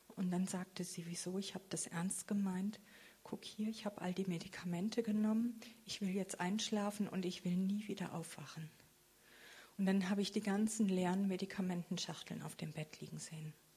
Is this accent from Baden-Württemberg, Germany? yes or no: yes; Freiburg, Baden-Württemberg, Germany; also born or lived in Bad Krozingen; in Bad Krotzingen, das ist in der Nähe von Freiburg, wo ich herkomme